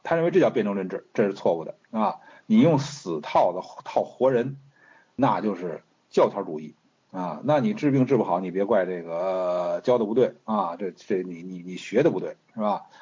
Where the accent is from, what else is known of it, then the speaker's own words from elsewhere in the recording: China; 我中国人